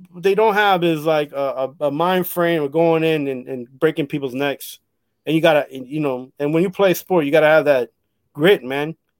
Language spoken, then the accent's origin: English; Costa Rica; I'm from Costa Rica